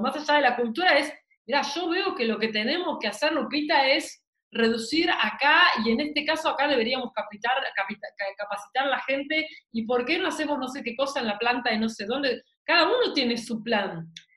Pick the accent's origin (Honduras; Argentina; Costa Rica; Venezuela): Argentina